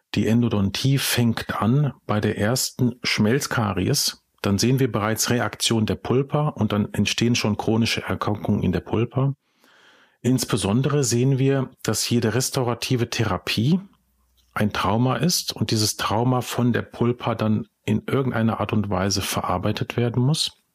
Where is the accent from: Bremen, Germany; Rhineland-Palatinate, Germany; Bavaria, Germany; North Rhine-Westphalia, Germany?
North Rhine-Westphalia, Germany; Ruhr area; also born or lived in Czech Republic; Und hier bin ich auch einen Großteil meines Lebens aufgewachsen, in den unterschiedlichen Städten des Ruhrgebiets. Geboren bin ich allerdings in Tschechien, aber dann als wirklich kleiner Junge, also mit äh, vier Jahren dann äh, nach Deutschland gekommen